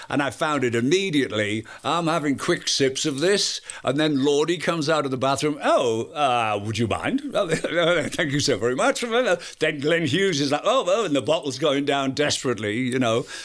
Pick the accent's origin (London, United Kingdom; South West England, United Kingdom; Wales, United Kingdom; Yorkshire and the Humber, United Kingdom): Yorkshire and the Humber, United Kingdom; I'm from Yorkshire